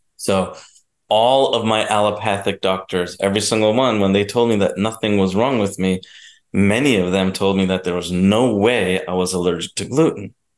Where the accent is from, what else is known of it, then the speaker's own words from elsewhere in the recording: New Jersey, United States; I was born and raised in New Jersey